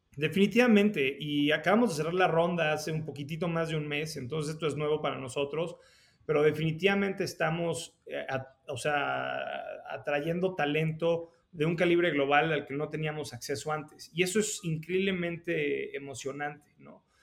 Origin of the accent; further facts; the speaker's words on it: Mexico City, Mexico; moved away as an adult; also born or lived in San Francisco, United States; yo nací en, en la Ciudad de México, fui al colegio alemán este, y luego terminé la, la prepa en el colegio americano